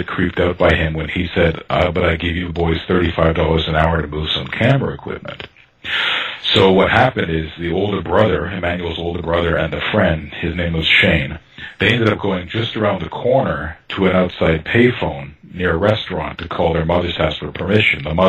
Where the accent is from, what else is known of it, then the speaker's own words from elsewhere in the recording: Toronto, Ontario, Canada; I grew up in North Toronto, quite far from downtown